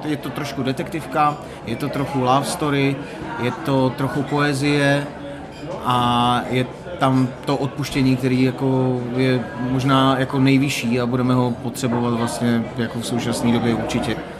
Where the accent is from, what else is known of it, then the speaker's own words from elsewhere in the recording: Moravia, Czechia; moved away; já jsem původem z Moravy